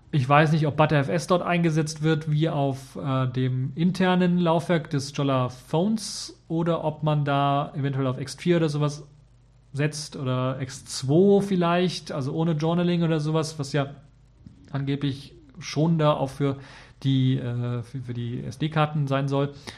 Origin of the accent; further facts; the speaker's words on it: Germany; hier bei uns in Deutschland